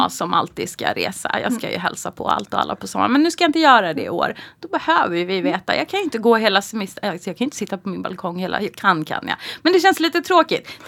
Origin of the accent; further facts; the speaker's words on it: Skellefteå, Västerbotten County, Sweden; jag är införd Skelleftebo